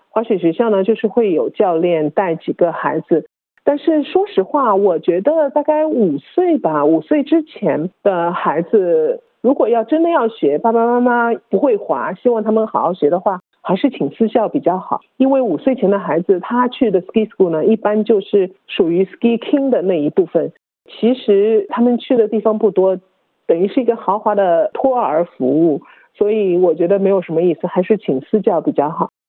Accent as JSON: {"language": "Chinese", "town": "Melbourne", "region": "Victoria", "country": "Australia", "said": "因为我是墨尔本人"}